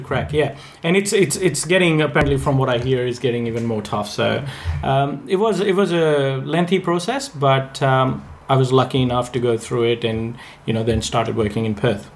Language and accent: English; India; moved away as an adult; I I was born in India. I I was uh, born and bred there, and I lived there.